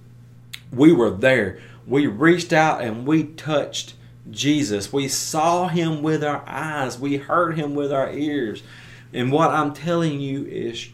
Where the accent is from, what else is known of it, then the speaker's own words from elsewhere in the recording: United States; my American way of thinking in 2021